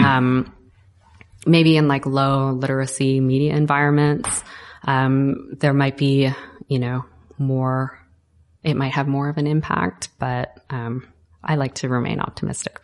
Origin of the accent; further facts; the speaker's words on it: Canada; I'm Canadian myself